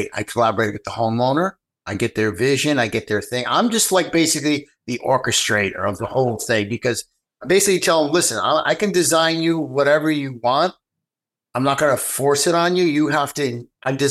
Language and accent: English; New York, United States; I'm from New York